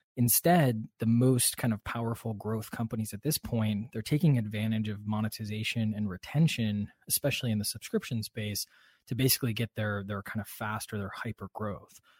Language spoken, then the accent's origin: English; Midwest, United States; I'm a Midwesterner